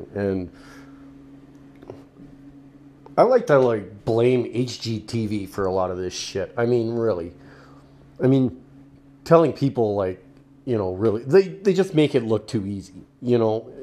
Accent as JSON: {"language": "English", "country": "Canada", "said": "in Canada here, being Canadian"}